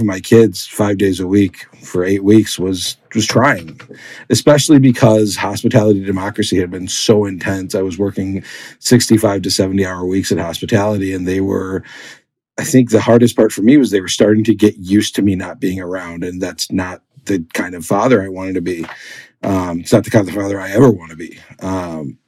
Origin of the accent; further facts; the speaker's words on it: Milwaukee, Wisconsin, United States; you can throw a stone in Milwaukee and hit a burger and custard place that's pretty darn good. And I grew up here.